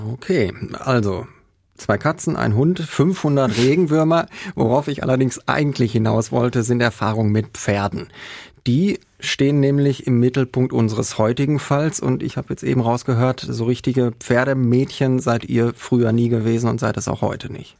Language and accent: German; Herne, North Rhine-Westphalia, Germany; Ich bin aus Herne.